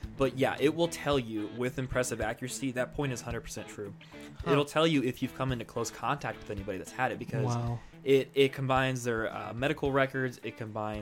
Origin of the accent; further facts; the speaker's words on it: United States; growing up in America